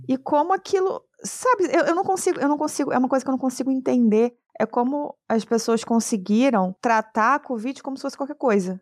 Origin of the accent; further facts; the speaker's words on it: Rio de Janeiro, Brazil; Eu moro no Rio de Janeiro, eu sou do Rio de Janeiro